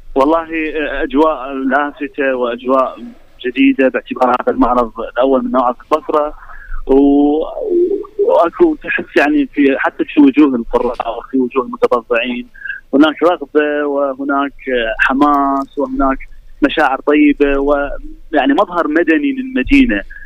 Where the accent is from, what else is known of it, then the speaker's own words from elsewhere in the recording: Iraq; عندنا في العراق